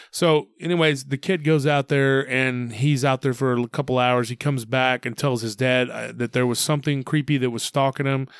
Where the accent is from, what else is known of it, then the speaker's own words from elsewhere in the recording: Taylor, Texas, United States; we used to ship a lot of cotton out of my hometown.